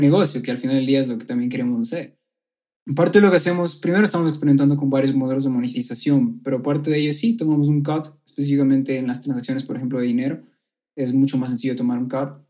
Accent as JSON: {"language": "Spanish", "country": "Ecuador", "also_born_or_lived": "Colombia", "said": "yo soy ecuatoriano"}